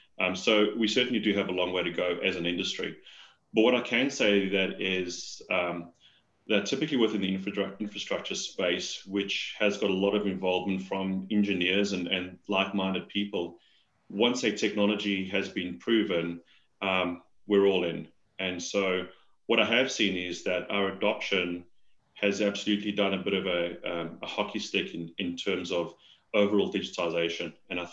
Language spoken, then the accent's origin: English; South Africa; accent: South African; moved away as an adult; now in Australia; So, Paul, as you mentioned, I'm a South African, having recently come to Australia. Well, that doesn't sound too recent now. It's 4 years ago. I'm told I've lost most of my South African accent